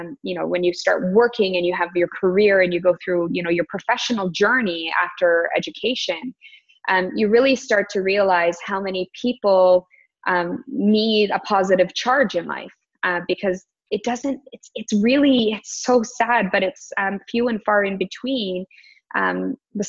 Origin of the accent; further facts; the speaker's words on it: Toronto, Ontario, Canada; I live born and raised in the Toronto area